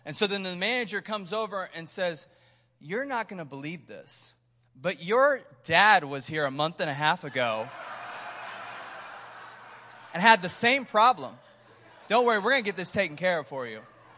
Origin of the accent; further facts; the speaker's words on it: Missouri, United States; But we're from Missouri, so we live in Kansas City.